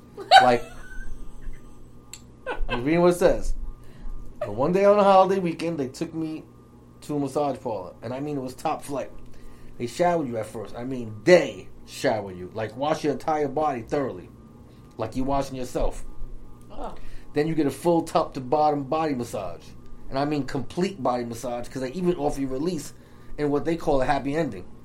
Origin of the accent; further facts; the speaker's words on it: Staten Island, New York, United States; I'm 35. I'm from Staten Island.